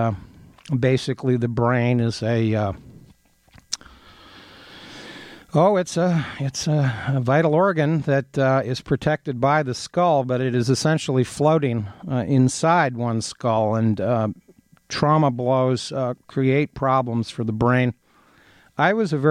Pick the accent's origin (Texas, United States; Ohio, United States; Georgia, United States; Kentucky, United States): Ohio, United States; now in Ann Arbor, United States; I grew up in Ohio